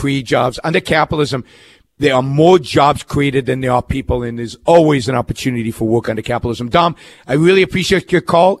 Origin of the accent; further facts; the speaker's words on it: Israel; now in Orange County, United States; I'm originally from Israel. I'm originally from Israel.